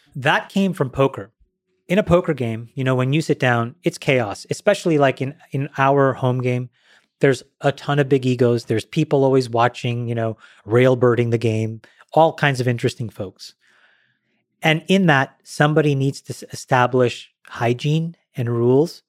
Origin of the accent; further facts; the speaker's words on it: Ottawa, Ontario, Canada; I grew up in Ottawa, Ontario, Canada.